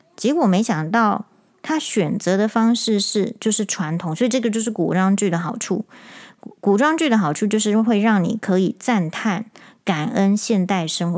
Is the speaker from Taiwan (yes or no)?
yes; Taiwan; 我们台湾人